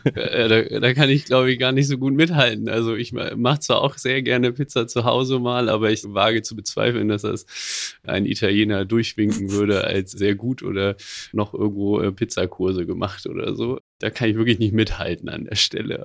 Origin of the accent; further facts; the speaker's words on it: near Höxter, North Rhine-Westphalia, Germany; moved away as an adult; now in Hamburg, Germany; ich komme eigentlich aus der Nähe von Höxter